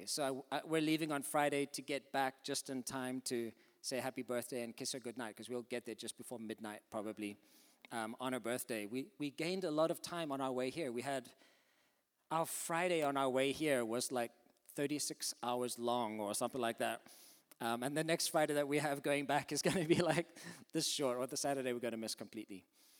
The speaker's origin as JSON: {"language": "English", "country": "Zimbabwe", "tie": "born there", "also_born_or_lived": "South Africa", "said": "I was born in Zimbabwe in Africa. My parents are English and Irish. They went out there in the 60s to do mining and nursing. My brothers and I were born out there. Then I went to university in South Africa"}